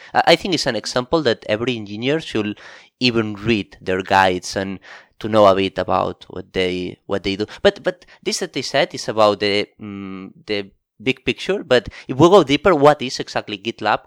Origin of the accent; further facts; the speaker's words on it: Barcelona, Catalonia, Spain; moved away as an adult; now in Tokyo, Japan; I come from Barcelona, Spain